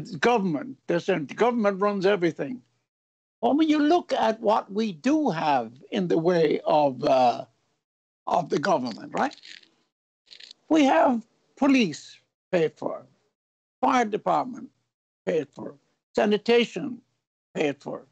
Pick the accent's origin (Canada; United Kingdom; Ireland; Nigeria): Ireland; now in United States; I'm not proud of being Irish